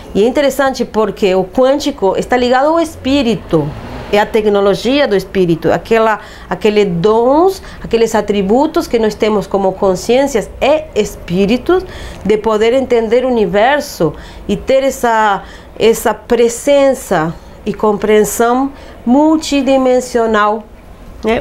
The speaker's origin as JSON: {"language": "Portuguese", "country": "Uruguay", "tie": "born or raised there", "moved": "yes", "said": "nasci num país eh, laico"}